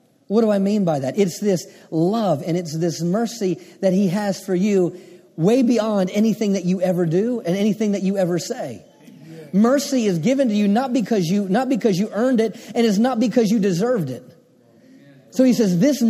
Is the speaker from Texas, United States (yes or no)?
no; Maryland, United States; I grew up on the Chesapeake Bay, grew up on the water in Maryland